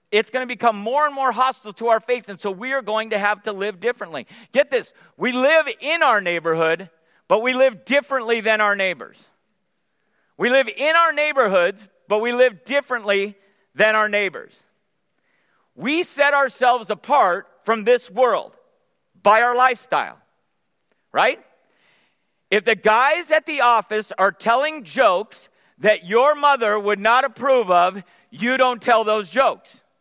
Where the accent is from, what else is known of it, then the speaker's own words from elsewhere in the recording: California, United States; Nicole and I grew up in the Bay Area. Other Bay Area transplants?